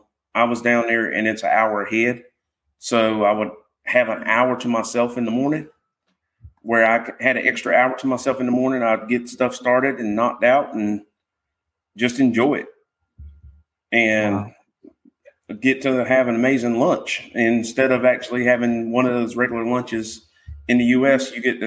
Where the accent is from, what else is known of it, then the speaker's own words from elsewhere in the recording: North Carolina, United States; accent: North Carolina twang; North Carolina.